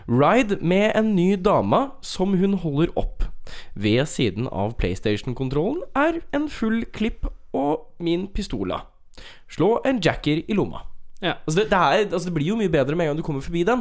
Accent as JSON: {"language": "Norwegian", "town": "Stavanger", "region": "Rogaland", "country": "Norway", "said": "Jeg kommer fra Stavanger, og så Og så har vi vært ute"}